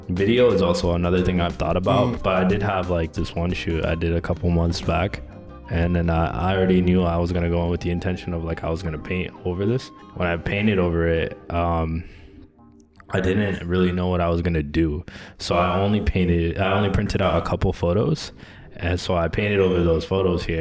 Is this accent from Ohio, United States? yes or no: no; Boston, Massachusetts, United States; now in New York, United States; I'm originally from Boston, Massachusetts